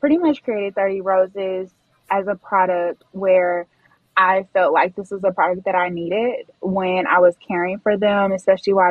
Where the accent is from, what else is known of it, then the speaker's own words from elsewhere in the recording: Houston, Texas, United States; I am from Houston, Texas.